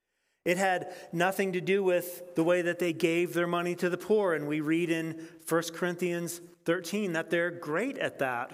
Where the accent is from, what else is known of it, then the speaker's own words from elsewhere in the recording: Nebraska, United States; Because I grew up in Western Nebraska, and I go to church every once in a while